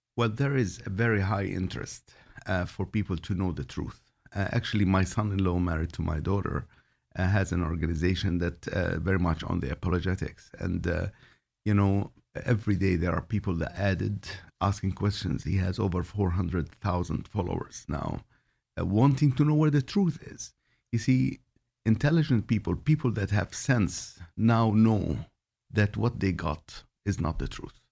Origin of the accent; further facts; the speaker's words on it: Jordan; I was born in Jordan